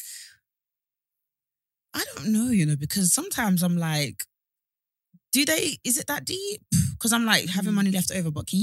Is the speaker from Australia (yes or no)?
no; Essex, East of England, United Kingdom; I'm actually from there